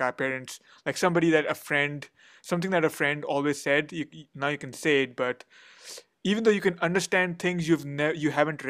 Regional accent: India; first language Hindi; English is a second language; so I speak Hindi, which is my mother tongue, but I can't write it or read it much. And then English is my main professional language.

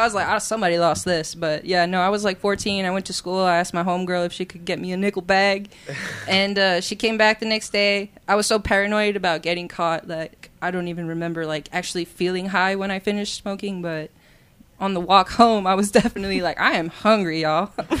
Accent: Miami, Florida, United States; now in Bartlesville, United States; I'm from Miami, Florida. I currently live in Bartlesville.

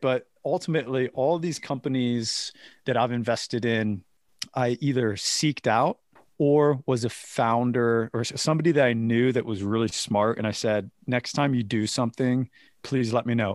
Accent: United States; moved away; growing up in America

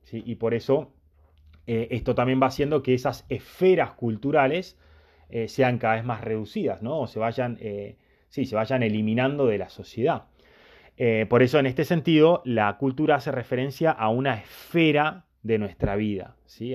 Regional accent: Argentina; yo nací y me crié en Argentina, tengo un montón de elementos asimilados a mi vida que son culturales

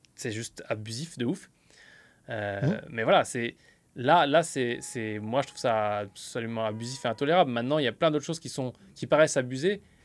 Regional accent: France; now in United States; je vis aux États-Unis mais je suis français

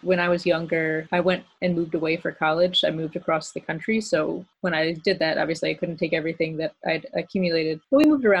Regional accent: Maryland, United States; also born or lived in Phoenix; I moved around when I was a kid. Like I said, my parents were Air Force, so I was born in Phoenix. And then we moved to Europe for a couple of years, and then we moved to Maryland. So Maryland is like mostly where I'm from.

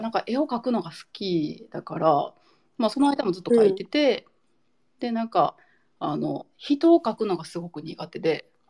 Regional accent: Nara, Japan; also born or lived in Osaka; now in Tamba-Sasayama, Japan; 出身は奈良なんです

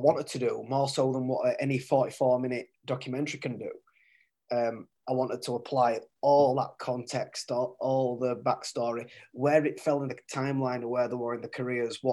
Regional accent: Featherstone, Yorkshire and the Humber, United Kingdom; I'm from Featherstone originally

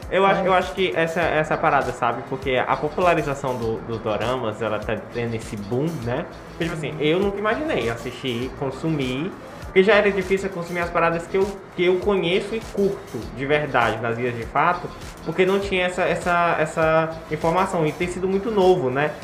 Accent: Brazil; Eu sou brasileiro, eu sou latino, meu sangue é quente

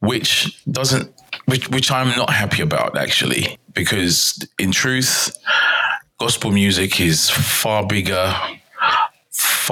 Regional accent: London, United Kingdom; now in Denmark; I am from London, England, but right now residing in Denmark.

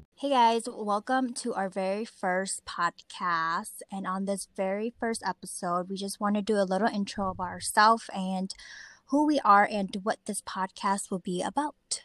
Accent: Twin Cities, Minnesota, United States; I was born and raised in Twin City, Minnesota. I've been here my whole life

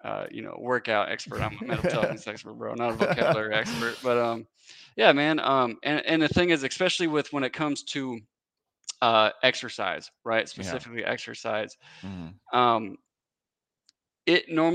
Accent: Wisconsin, United States; moved away as an adult; now in Tennessee, United States; So I'm originally from Wisconsin.

